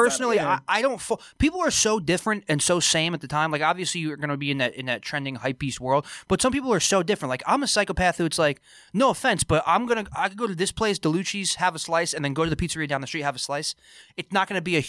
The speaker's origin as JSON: {"language": "English", "town": "Freehold", "region": "New Jersey", "country": "United States", "tie": "born or raised there", "said": "my hometown, shout out to Freehold, New Jersey"}